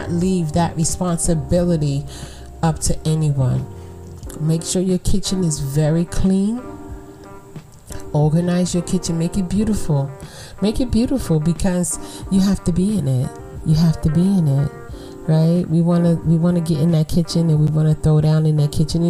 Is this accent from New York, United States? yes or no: yes; New York City, New York, United States; I'm from Brooklyn.